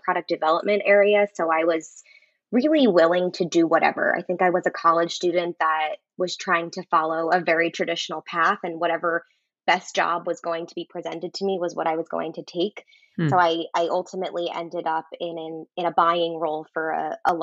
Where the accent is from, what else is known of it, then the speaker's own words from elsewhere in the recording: New Jersey, United States; moved away as an adult; also born or lived in Delaware; now in New York City, United States; I grew up in New Jersey, about 35, 40 miles outside of New York City.